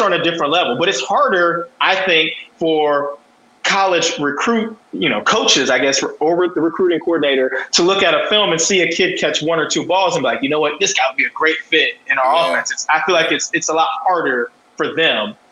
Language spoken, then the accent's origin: English; Columbus, Ohio, United States; moved away as an adult; also born or lived in Westerville, Ohio / Toledo, Ohio / New Orleans, Louisiana; now in San Diego, United States; I grew up on the east side of Columbus